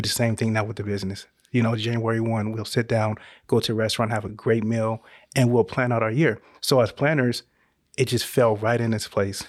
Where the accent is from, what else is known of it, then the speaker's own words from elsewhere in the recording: Northern California, United States; moved away as an adult; now in Georgia, United States; we're originally from Northern California